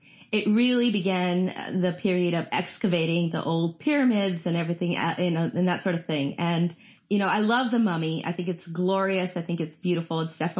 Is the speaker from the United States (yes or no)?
no; India; I love action movies, and I'm Indian